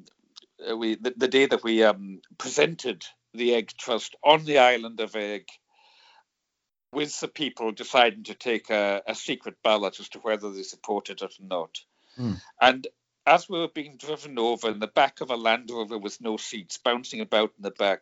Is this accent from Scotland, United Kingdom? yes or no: yes; Isle of Lewis, Scotland, United Kingdom; also born or lived in Doncaster; I was actually born in Doncaster. My mother is from Birmingham. My father is Scottish. When I was 4 years old in 1960, He brought us back to Scotland, and I grew up on the Isle of Lewis